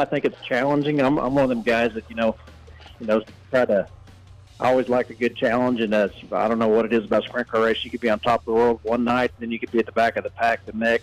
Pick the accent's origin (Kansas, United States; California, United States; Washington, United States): Kansas, United States; Liberal; now in Arcadia, United States; I'm from Arcadia, Oklahoma. I'm originally from Liberal, Kansas. We moved down here about 8 years ago, and now I'm living down here in the Sooner State